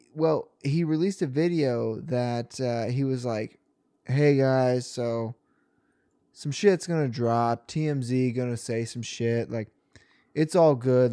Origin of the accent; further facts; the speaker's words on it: Rockport, Missouri, United States; moved away as an adult; now in Columbia, United States; I was driving home from Columbia to Rockport